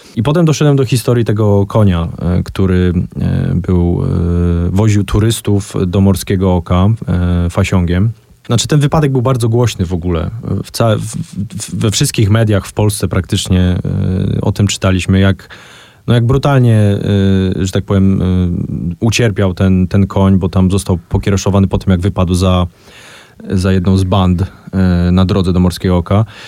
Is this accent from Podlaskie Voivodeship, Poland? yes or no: no; Kraków, Lesser Poland, Poland; jestem Krakusem e, i, i, za całe życie mieszkam w Krakowie